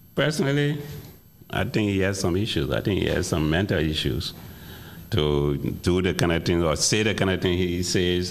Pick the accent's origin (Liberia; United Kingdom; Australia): Liberia; moved away as an adult; also born or lived in Evanston, Illinois; now in Chicago, United States; I've lived in Chicago longer than I've lived in my home country, my birth country, which is Liberia. I came here in 76 to go to school